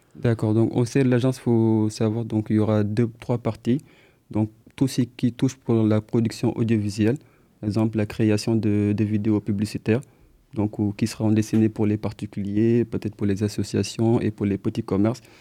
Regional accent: Senegal; moved away as an adult; now in Poitiers, France; on est des étudiants donc, euh, du Sénégal, donc on est originaire du Sénégal

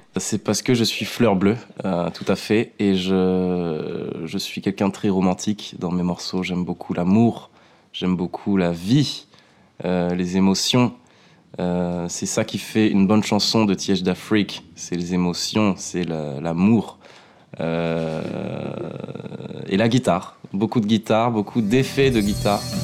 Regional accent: Bordeaux, Nouvelle-Aquitaine, France; je suis bordelais

